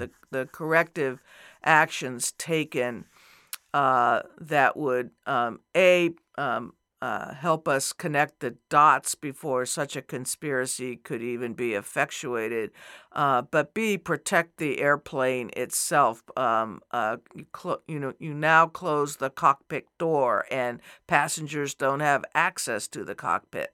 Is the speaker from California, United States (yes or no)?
no; New Mexico, United States; moved away as an adult; also born or lived in Arizona; I grew up in New Mexico, another border state, right. and spent most of my adult life in Arizona